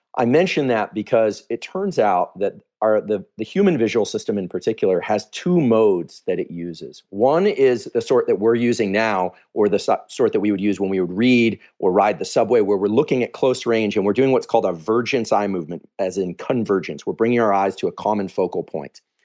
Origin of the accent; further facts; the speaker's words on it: Silicon Valley, California, United States; I grew up here in Silicon Valley, I'm from here